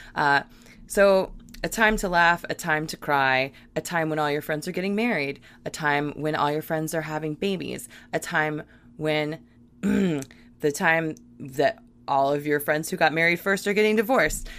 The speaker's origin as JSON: {"language": "English", "region": "Virginia", "country": "United States", "tie": "born or raised there", "said": "I grew up in Virginia"}